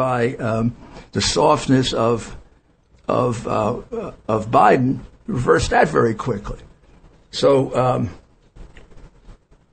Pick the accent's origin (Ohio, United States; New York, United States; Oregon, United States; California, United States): New York, United States; New York City; growing up in Brooklyn